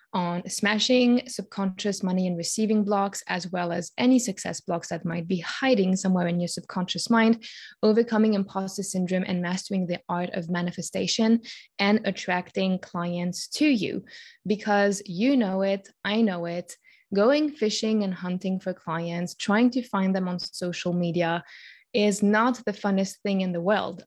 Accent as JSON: {"language": "English", "country": "Switzerland", "tie": "born or raised there", "said": "born and raised in Switzerland, where I currently live"}